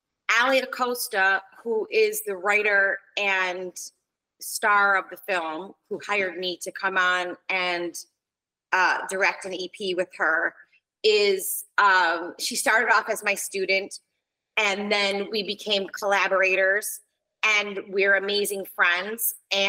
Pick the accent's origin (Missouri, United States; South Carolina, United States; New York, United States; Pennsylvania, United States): New York, United States; because I'm Italian and from New York, I think a lot of times it doesn't sound as diplomatic as I think it does in my head